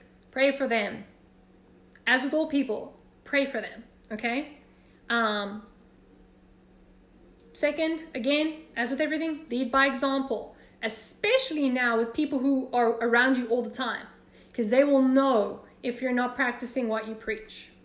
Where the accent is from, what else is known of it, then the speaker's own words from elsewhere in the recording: South Africa; moved away as an adult; now in United States; I love your accent, where are you from? And then I'd be like, South Africa